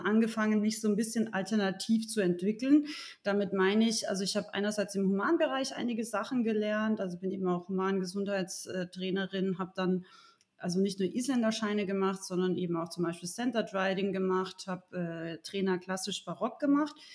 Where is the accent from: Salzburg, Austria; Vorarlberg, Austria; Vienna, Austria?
Salzburg, Austria; Rauris Valley; now in Munich, Germany; ich bin ursprünglich aus Österreich, aus dem sehr urigen Raurisser Tal